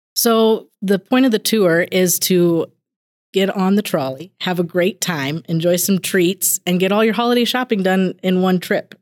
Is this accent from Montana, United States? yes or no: yes; Billings, Montana, United States; also born or lived in Sims, Montana; I was born in Billings, and I actually, growing up, split my time between Billings, Montana, and Sims, Montana